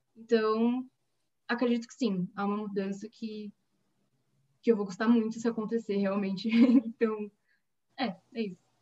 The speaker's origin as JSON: {"language": "Portuguese", "region": "São Paulo", "country": "Brazil", "said": "de São Paulo, capital"}